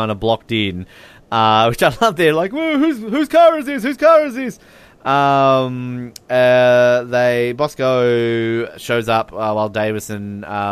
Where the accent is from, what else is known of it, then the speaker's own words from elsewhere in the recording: Australia; as an Australian.